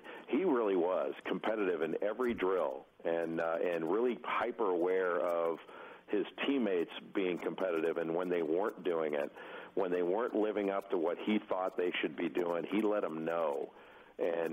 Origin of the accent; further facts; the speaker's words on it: Rolling Hills, California, United States; I grew up in Rolling Hills